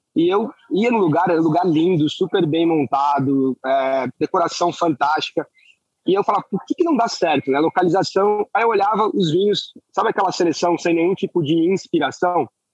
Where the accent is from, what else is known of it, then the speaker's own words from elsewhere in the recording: Florianópolis, Santa Catarina, Brazil; Eu sou de Florianópolis